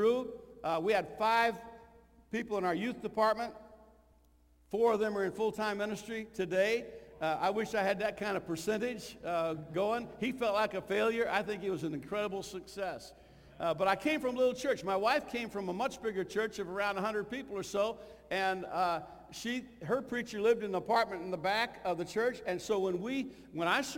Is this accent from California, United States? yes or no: no; Illinois, United States; also born or lived in Kentucky / Missouri; I was born in Kentucky, I was raised in Illinois, educated in Missouri